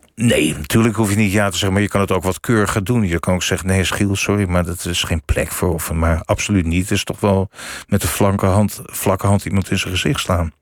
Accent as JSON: {"language": "Dutch", "town": "Amsterdam", "region": "North Holland", "country": "Netherlands", "said": "Ik kom uit Amsterdam"}